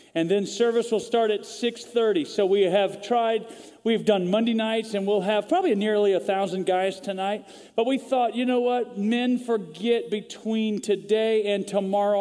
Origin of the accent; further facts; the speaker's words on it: Vancouver, British Columbia, Canada; now in Texas, United States; I was actually born in Vancouver, British Columbia, Canada. So I'm a Canadian